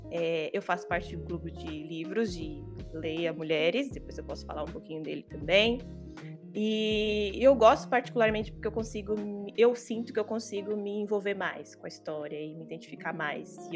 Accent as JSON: {"language": "Portuguese", "region": "Bahia", "country": "Brazil", "moved": "as an adult", "lives_now": "Ribeirão Preto, Brazil", "said": "Eu falo da cidade de Ribeirão Preto, mas eu não sou daqui, eu sou da Bahia. Moro aqui há uns três aninhos, tá? E eu sou professora de inglês."}